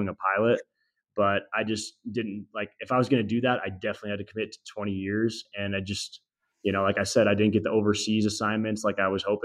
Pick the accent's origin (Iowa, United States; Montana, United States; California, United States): Montana, United States; Glasgow; moved away as an adult; also born or lived in Washington State; It's called Glasgow, Montana.